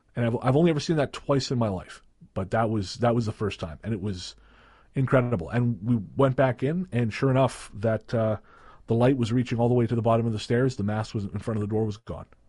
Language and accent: English; Revelstoke, British Columbia, Canada; moved away; I went back to Revelstoke, which is my hometown